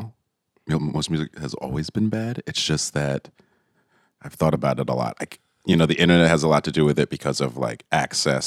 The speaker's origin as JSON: {"language": "English", "town": "Teaneck", "region": "New Jersey", "country": "United States", "tie": "born or raised there", "also_born_or_lived": "New York", "moved": "as an adult", "lives_now": "Detroit, United States", "said": "I grew up in Jersey, so I was born and raised in New Jersey, Teaneck"}